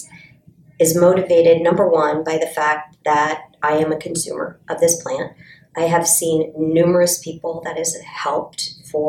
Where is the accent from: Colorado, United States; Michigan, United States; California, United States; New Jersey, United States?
Colorado, United States; Golden; I am from Colorado, Golden, Colorado